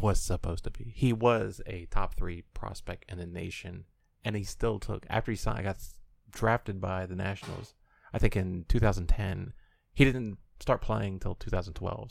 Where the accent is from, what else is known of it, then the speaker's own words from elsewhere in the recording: Illinois, United States; I'm from Illinois.